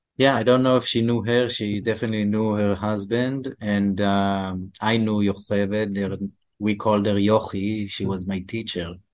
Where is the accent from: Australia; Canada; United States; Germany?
Canada; we're Canadian